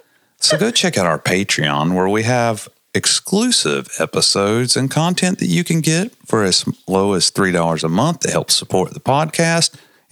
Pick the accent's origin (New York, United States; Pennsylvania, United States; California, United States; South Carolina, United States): Pennsylvania, United States; Transylvania; Because I'm from Transylvania, Pennsylvania.